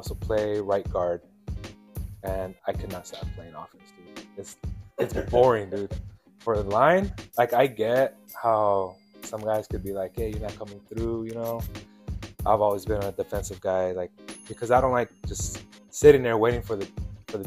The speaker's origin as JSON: {"language": "English", "town": "Coachella", "region": "California", "country": "United States", "tie": "born or raised there", "also_born_or_lived": "Ontario, California / Rancho Cucamonga, California", "said": "I grew up in Coachella, in the valley my whole life"}